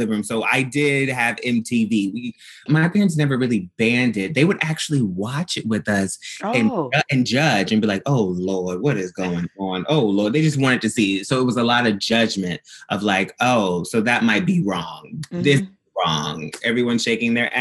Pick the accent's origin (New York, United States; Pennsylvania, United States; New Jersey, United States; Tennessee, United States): Tennessee, United States; Memphis; So I'm from the South. I'm from Memphis, Tennessee.